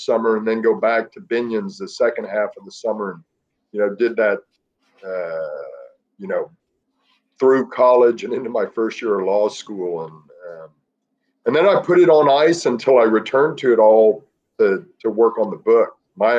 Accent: Dallas, Texas, United States; I grew up in Dallas, Texas

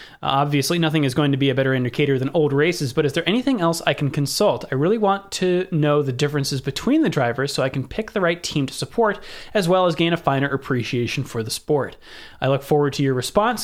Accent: Northern California, United States; I'm from Northern California and not twenty-seven

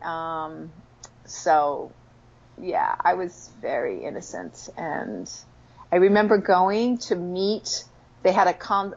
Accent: West Cornwall, Connecticut, United States; also born or lived in New York City / Paris / Massachusetts; we grew up in the country, uh, West Cornwall, Connecticut.

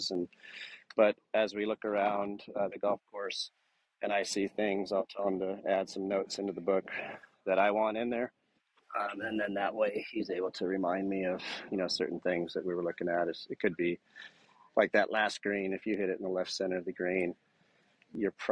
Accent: Sheboygan, Wisconsin, United States; We're from Sheboygan.

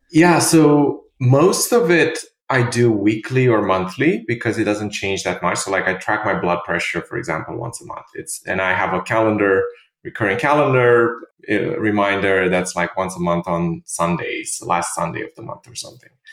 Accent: Romania; also born or lived in London; now in New York, United States; I'm originally from Romania, and I lived in London for many years uh, with my previous startup, and then I moved to to New York in 2016

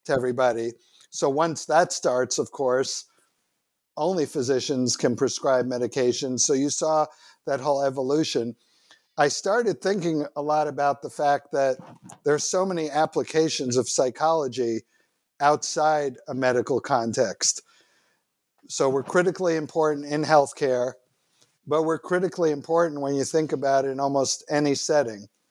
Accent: New York City, New York, United States; born and raised in New York City

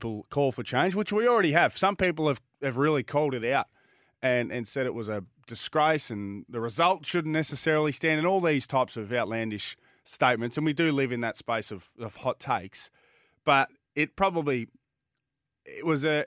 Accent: Swan Hill, Victoria, Australia; 39 in Swan Hill, that's just a mild day too. That's my hometown.

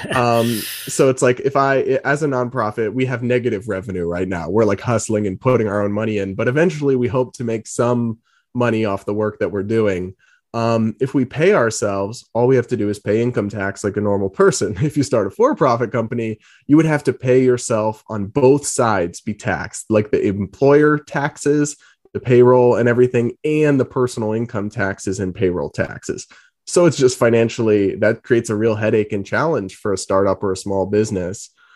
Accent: New England, United States; also born or lived in Massachusetts / Rhode Island; So I'm from Massachusetts and Rhode Island, grew up in New England

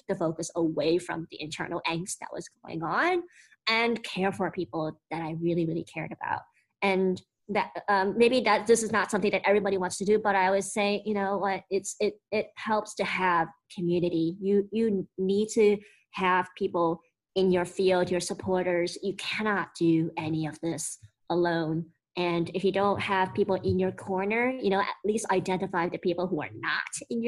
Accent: United States; speaking as an American

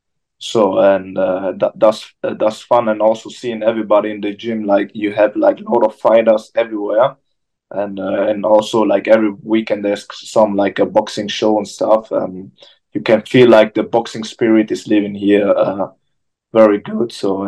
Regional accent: Germany; English is a second language; moved away as an adult; also born or lived in London; now in United States; I feel like I come from Germany, you know, the boxing is going a bit down now. Then I came to London, want to see how the boxing is over there. And I feel like USA was the next step.

